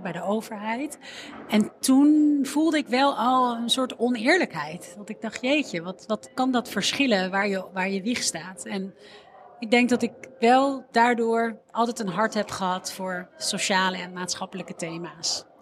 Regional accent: Amsterdam, North Holland, Netherlands; ik ben opgegroeid in Amsterdam Noord en ik zat op school in de Molenwijk

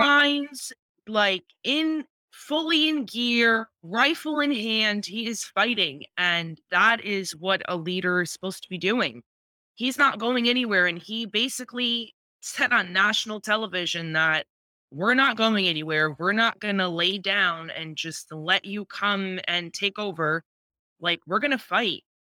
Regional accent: Ukraine; moved away; I'm Ukrainian.

